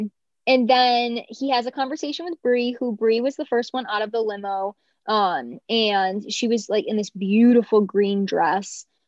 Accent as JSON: {"language": "English", "region": "North Carolina", "country": "United States", "said": "like having that connection of like, yeah, we're both from North Carolina."}